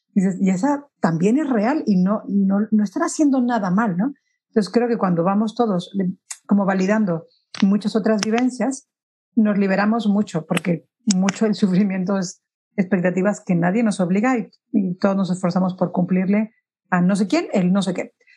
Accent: Mexico; now in Spain; yo soy mexicana, pero vivo en España

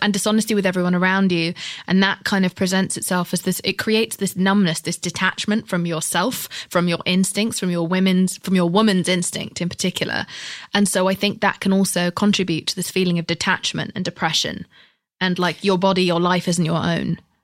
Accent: United Kingdom; I'm British

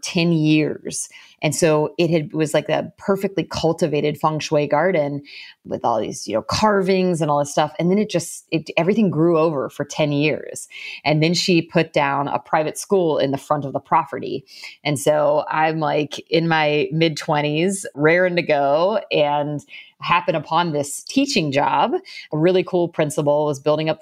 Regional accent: outskirts of Atlanta, Georgia, United States; moved away as an adult; also born or lived in San Francisco, California; now in Brooklyn, United States; Southern girl. So I grew up in Georgia. So I grew up on the outskirts of Atlanta

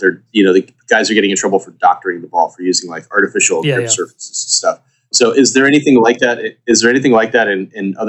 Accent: California, United States

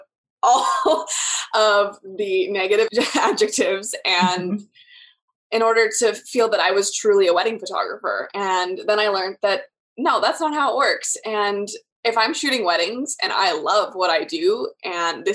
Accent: Canada; I'm from Canada, so here we have every province is different as well

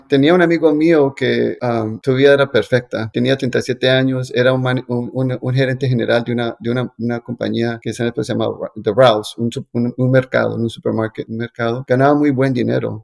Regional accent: Colombia; como yo soy colombiano

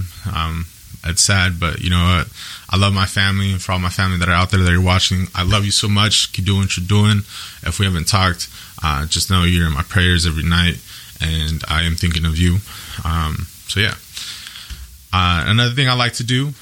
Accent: Yakima, Washington, United States; I'm born and raised in Yakima, Washington

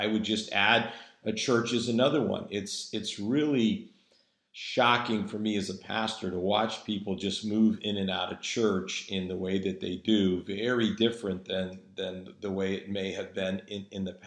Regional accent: New England, United States; moved away; also born or lived in Virginia; both my wife and I being native New Englanders

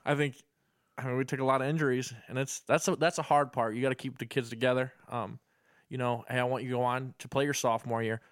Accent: Perrysburg, Ohio, United States; moved away as an adult; now in Illinois, United States; I grew up in Perrysburg my whole life

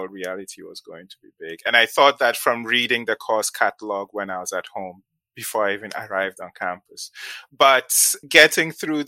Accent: Ghana; moved away as an adult; also born or lived in Nigeria / New London, United States; now in United States; I did my secondary school, the equivalent of high school in Ghana

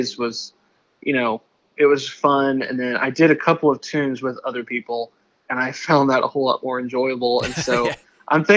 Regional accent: Indiana, United States; also born or lived in Kentucky; now in Nashville, United States; I grew up in Indiana. And then I lived in Kentucky for a spell before moving to Nashville.

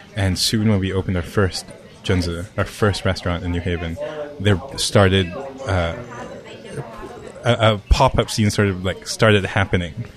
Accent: Hong Kong; moved away; also born or lived in Japan; I'm a kid from Hong Kong

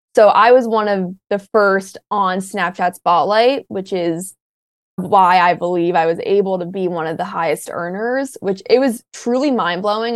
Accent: Maryland, United States; University of Maryland for the longest time because it's my college at home

